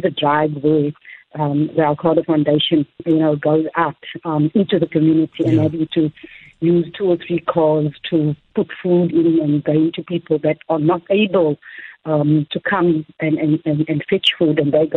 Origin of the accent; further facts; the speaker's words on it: Cape Town, Western Cape, South Africa; I'm from Nova Park as well. Still live here with my mom